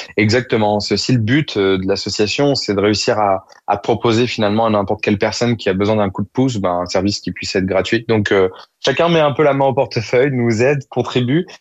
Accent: Évry-Courcouronnes, Île-de-France, France; Nous-mêmes venions de banlieue avec Monira on est originaire d'Evry-Courcouronne.

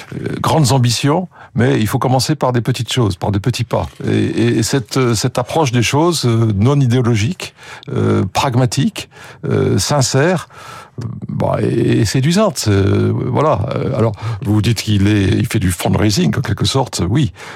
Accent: France; accent: French; moved away as an adult; also born or lived in United Kingdom; j'étais le français du groupe

